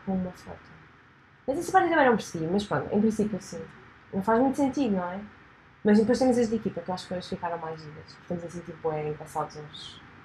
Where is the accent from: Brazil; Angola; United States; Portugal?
Portugal; Lisbon; eu sou mesmo de Lisboa